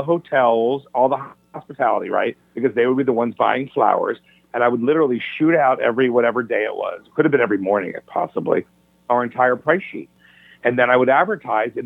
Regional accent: Rockville, Maryland, United States; in Rockville, Maryland, where I'm from Maryland, right outside of D.C.

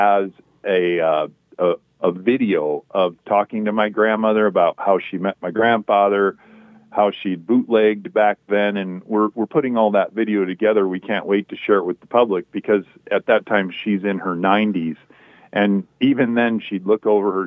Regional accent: Crawford County, Iowa, United States; I was born and raised in Crawford County

